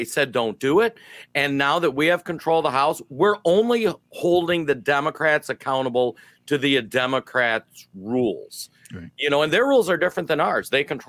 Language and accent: English; Minnesota, United States; I'm from Minnesota